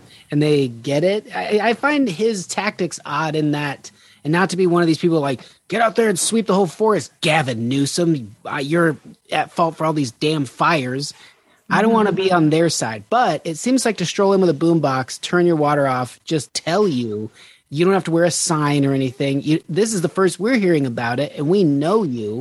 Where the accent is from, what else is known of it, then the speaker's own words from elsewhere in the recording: Nevada, United States; moved away; we were in Nevada where it was prohibited to say hella